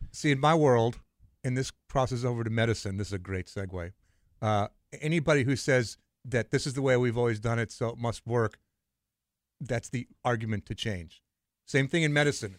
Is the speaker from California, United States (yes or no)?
yes; Los Angeles, California, United States; I grew up in L A.